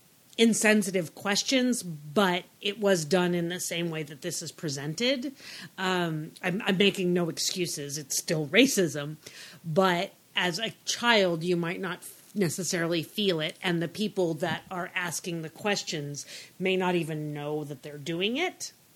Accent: California, United States; I'm from California

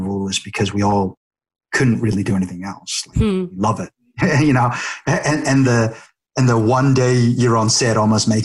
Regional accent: Australia; now in Vancouver, Canada; I was from Australia

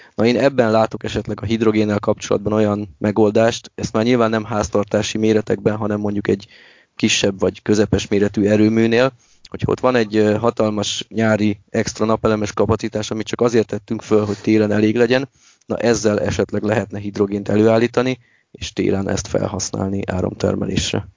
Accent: Miskolc, Borsod-Abaúj-Zemplén, Hungary

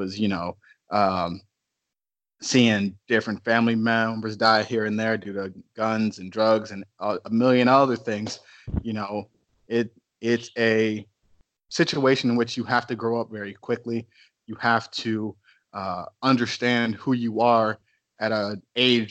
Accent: Cleveland, Ohio, United States; now in Texas, United States; Growing up in Cleveland, especially on the east side, is not easy.

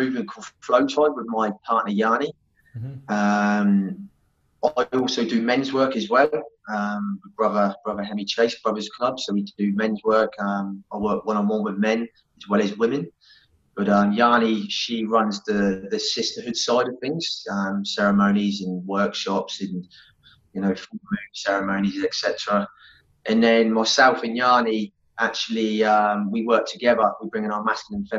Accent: Southampton, South East England, United Kingdom; moved away as an adult; now in Perth, Australia; I grew up in the UK in a place called Southampton, so in between Bournemouth and Brighton

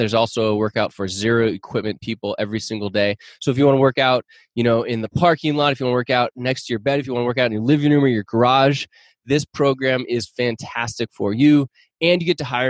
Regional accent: Seattle, Washington, United States; I grew up in the Seattle area or north of Seattle.

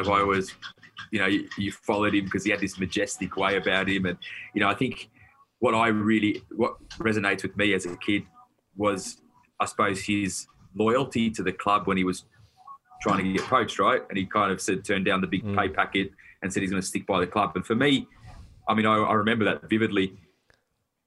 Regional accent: Melbourne, Victoria, Australia; I'm a Wog from the Western Suburbs

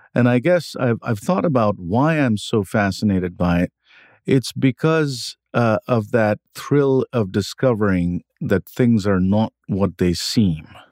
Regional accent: India; moved away as an adult; now in United States; I grew up in India. I came to the U S when I was in my twenties for grad school

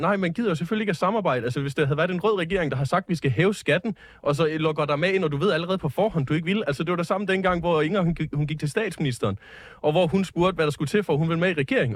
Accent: South Jutland, Southern Denmark, Denmark; i Sydjylland, hvor jeg kommer fra

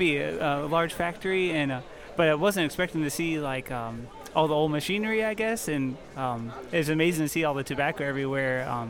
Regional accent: Mathews County, Virginia, United States; I'm from Matthews County, Virginia.

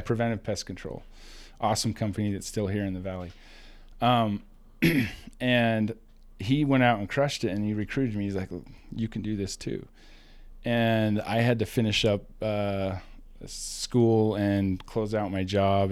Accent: Rexburg, Idaho, United States; small town, Idaho boy.

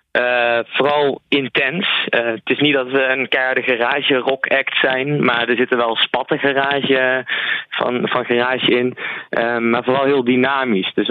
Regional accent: Nijmegen, Gelderland, Netherlands; Sowieso in Nijmegen zelf, in onze, in onze thuisstad.

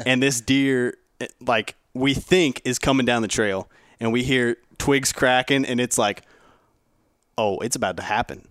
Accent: Ohio, United States; I'm from Ohio

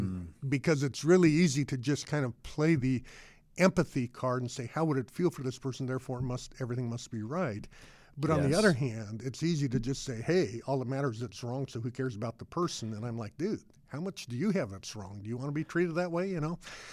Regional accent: Boulder, Colorado, United States; You know, mine, I grew up in Boulder, Colorado, but attended to a big public high school.

